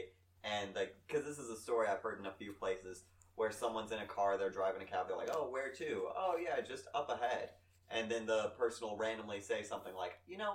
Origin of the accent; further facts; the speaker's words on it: Ohio, United States; I'm from Ohio